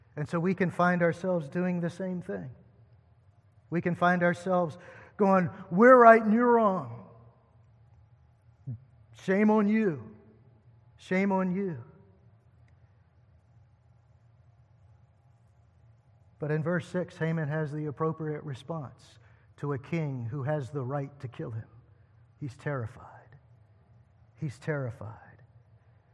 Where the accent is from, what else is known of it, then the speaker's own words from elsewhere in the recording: United States; we as American Christians